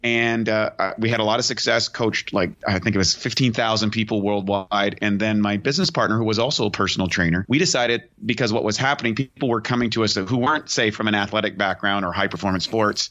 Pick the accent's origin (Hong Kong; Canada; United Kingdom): Canada; a kid growing up in Canada